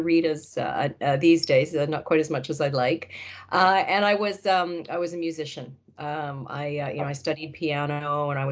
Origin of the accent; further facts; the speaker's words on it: New Westminster, British Columbia, Canada; I grew up in New Westminster. I was born at RCH